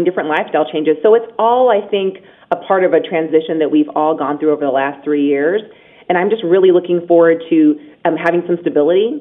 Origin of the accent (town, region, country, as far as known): Las Vegas, Nevada, United States; born or raised there